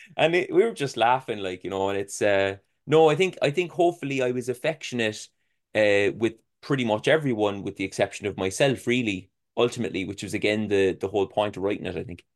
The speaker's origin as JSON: {"language": "English", "country": "Ireland", "said": "being an Irish person"}